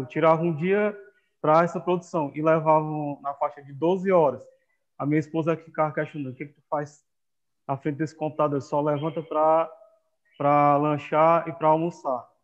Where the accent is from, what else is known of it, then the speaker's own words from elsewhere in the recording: Viçosa do Ceará, Ceará, Brazil; also born or lived in Amapá; nasci numa cidade tricenten-, é, tricentenária, chamada Viçosa do Ceará